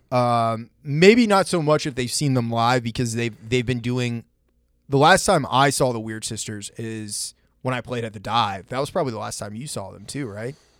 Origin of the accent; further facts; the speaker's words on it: Maine, United States; my friend Kane that I grew up with in Maine